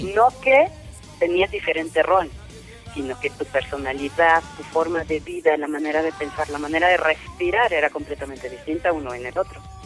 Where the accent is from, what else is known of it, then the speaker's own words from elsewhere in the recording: Mexico; todos somos mexicanos